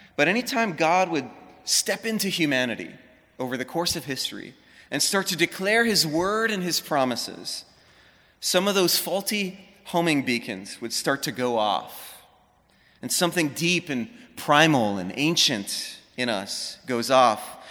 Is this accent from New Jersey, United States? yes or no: no; Honolulu, Hawaii, United States; moved away as an adult; also born or lived in Los Angeles; I grew up in Hawaii, Honolulu, right in the middle of the city